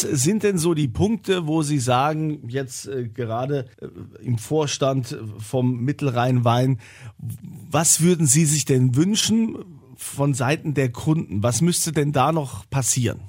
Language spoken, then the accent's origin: German; Rhineland-Palatinate, Germany; Bei uns in Rheinland-Pfalz